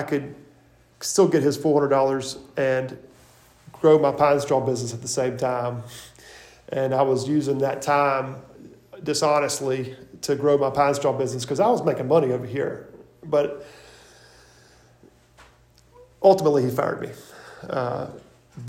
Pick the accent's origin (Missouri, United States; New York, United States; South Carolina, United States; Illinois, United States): South Carolina, United States; Irmo; I'm from Irmo.